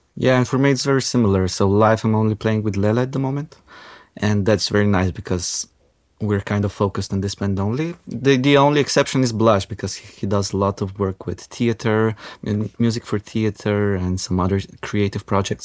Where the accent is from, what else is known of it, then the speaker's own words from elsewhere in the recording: North Macedonia; now in Ljubljana, Slovenia; I grew up in Macedonia